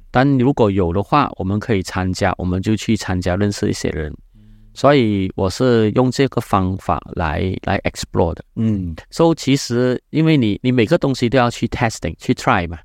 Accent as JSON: {"language": "Chinese", "country": "Malaysia", "said": "我是马来西亚的人"}